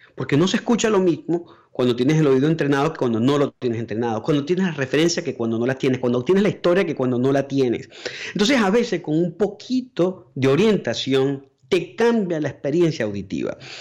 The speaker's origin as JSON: {"language": "Spanish", "country": "Venezuela", "moved": "as an adult", "said": "yo puedo hablar como venezolano para todos los otros países o puedo hablar como venezolano para los venezolanos"}